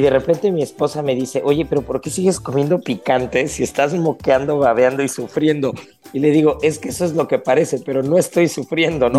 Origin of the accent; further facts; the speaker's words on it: Mexico; como cocineros, como gastrónomos y como mexicanos